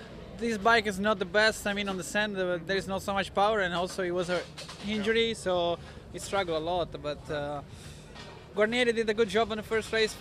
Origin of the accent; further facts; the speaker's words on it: Italy; English is a second language; I'm coming from Italy, where it's hard pack